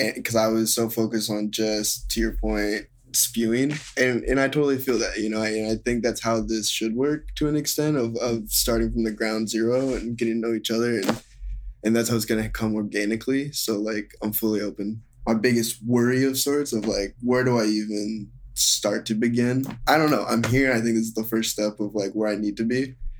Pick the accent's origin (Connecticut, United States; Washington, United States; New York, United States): Washington, United States; Seattle; moved away as an adult; now in Los Angeles, United States; I'm from Seattle, like I said, and so I lived, like, kind of in the woods